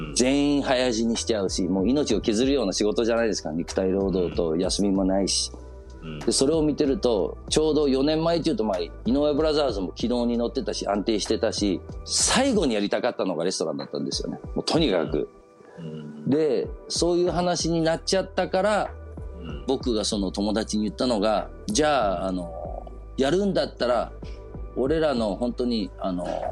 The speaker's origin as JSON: {"language": "Japanese", "town": "Copenhagen", "region": "Capital Region of Denmark", "country": "Denmark", "tie": "born or raised there", "said": "子供の頃デンマークであの育ってたその小学校とか幼稚園小学校とか通ってた"}